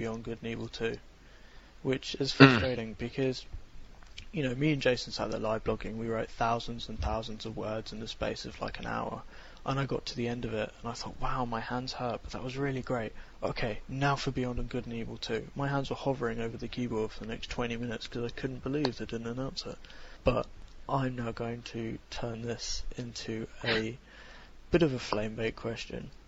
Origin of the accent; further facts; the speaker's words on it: Glasgow, Scotland, United Kingdom; moved away; I'm from Glasgow.